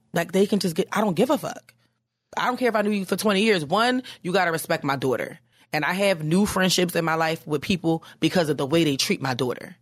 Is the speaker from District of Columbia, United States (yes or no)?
no; Philadelphia, Pennsylvania, United States; now in New York, United States; I'm from Philly